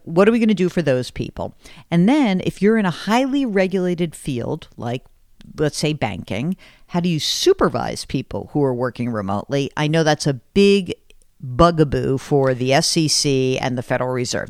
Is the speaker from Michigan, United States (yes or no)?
no; New York City, New York, United States; New York City because that's my hometown